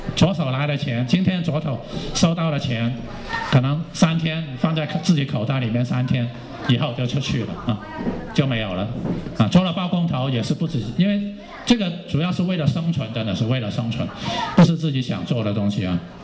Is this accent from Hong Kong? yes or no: yes; Hong Kong; moved away as an adult; also born or lived in Taiwan; now in Yunnan, China; 我的青春大部分是，应该是在香港啊，我的老家度过，当然应该也是在一个比较艰苦的一个时刻度过啊，为了家庭度过